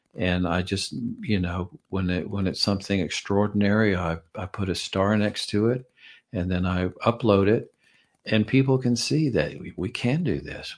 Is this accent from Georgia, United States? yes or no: yes; Georgia, United States; I'm from Georgia.